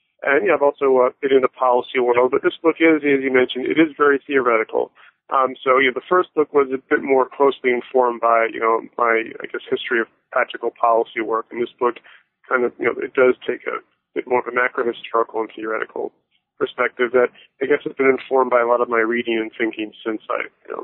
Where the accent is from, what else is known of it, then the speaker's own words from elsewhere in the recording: Florida, United States; also born or lived in Toronto, Canada / England / Bahamas; My family moved all over the place when I was young. I was born in Toronto and moved to England and Bahamas, and I grew up in South Florida. I'm the sort of person who doesn't have a real hometown per se